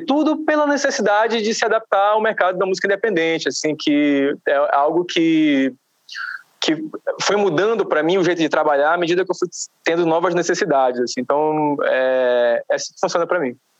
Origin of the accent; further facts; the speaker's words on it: Belém, Pará, Brazil; now in São Paulo, Brazil; Eu sou de Belém do Pará